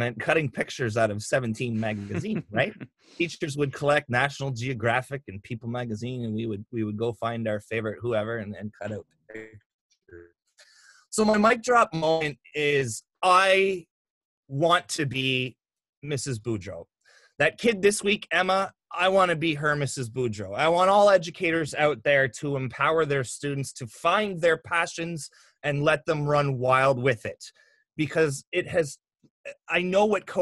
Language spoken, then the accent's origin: English; Canada